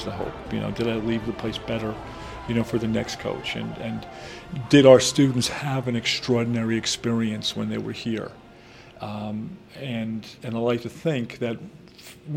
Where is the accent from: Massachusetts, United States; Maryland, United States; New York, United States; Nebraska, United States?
New York, United States; Long Island; moved away as an adult; now in North Carolina, United States; I grew up on Long Island. I worked on Long Island, got married, raised my children on Long Island